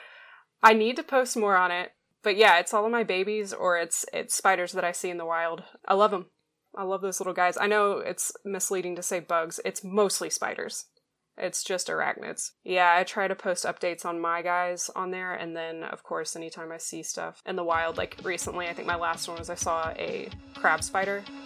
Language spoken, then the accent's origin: English; Gulf Breeze, Florida, United States; growing up in Gulf Breeze